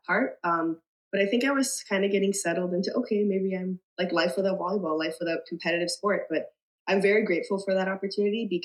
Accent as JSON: {"language": "English", "area": "between Richmond Hill and Aurora", "region": "Ontario", "country": "Canada", "tie": "born or raised there", "said": "I live in between Richmond Hill and Aurora"}